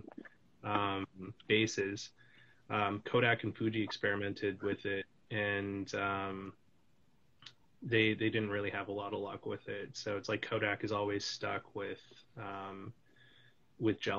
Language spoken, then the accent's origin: English; British Columbia, Canada; also born or lived in Calgary, Alberta; I grew up in British Columbia